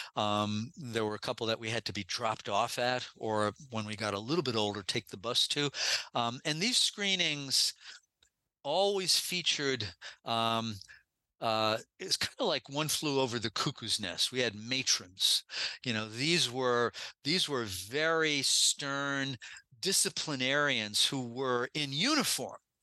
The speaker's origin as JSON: {"language": "English", "town": "New York City", "region": "New York", "country": "United States", "tie": "born or raised there", "said": "when I was growing up in New York City"}